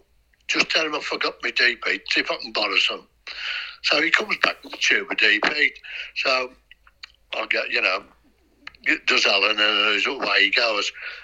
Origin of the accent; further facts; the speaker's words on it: Wolverhampton, West Midlands, United Kingdom; I'm from Wolverhampton